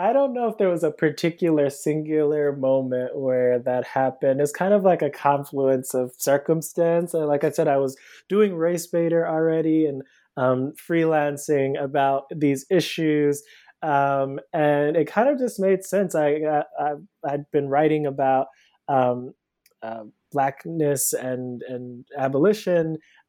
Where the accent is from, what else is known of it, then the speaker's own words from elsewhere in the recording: Cleveland, Ohio, United States; now in Brooklyn, United States; So I'm originally from Cleveland, Ohio. I live in Brooklyn now. I moved here about 10 years ago for undergrad.